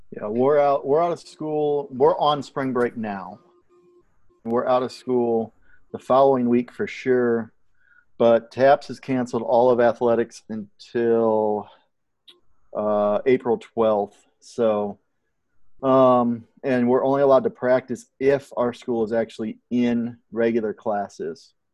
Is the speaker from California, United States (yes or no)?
no; Southern Illinois, United States; now in Texas, United States; being from Southern Illinois, I am still from the South, although it's above the Mason Dixon line